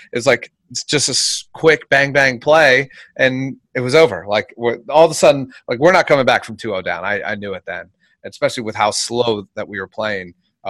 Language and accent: English; Philadelphia, Pennsylvania, United States; moved away; I'm originally from Philadelphia